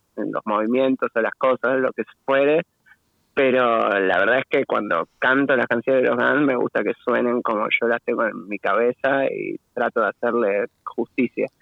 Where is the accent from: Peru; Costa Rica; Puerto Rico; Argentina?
Argentina; Buenos Aires Province; todos de Buenos Aires